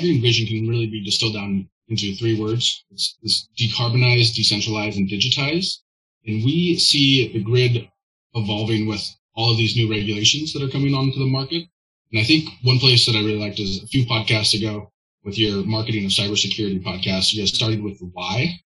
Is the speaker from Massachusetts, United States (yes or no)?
no; Olympia, Washington, United States; I grew up in Western Washington, right in Olympia